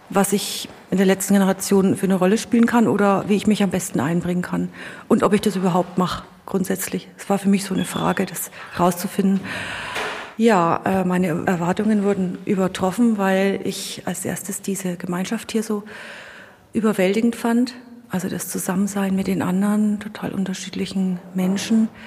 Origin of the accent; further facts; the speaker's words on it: Bavaria, Germany; Ich bin hier äh, in der Nähe von Immenreuth geboren. Also bin hier quasi in meine Heimat zurückgekommen